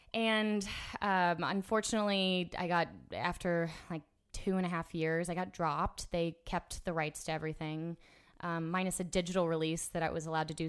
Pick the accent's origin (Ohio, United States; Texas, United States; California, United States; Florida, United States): Florida, United States; Orlando; I grew up in Orlando